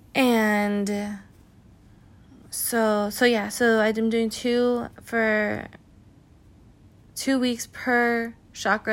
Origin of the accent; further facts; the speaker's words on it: California, United States; I'm from California